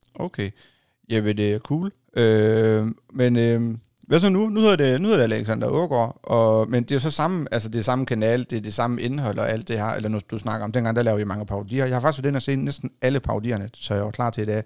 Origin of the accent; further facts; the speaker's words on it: Hjørring Municipality area, North Denmark Region, Denmark; heroppe, der er det jo det samme, her, hvor jeg kommer fra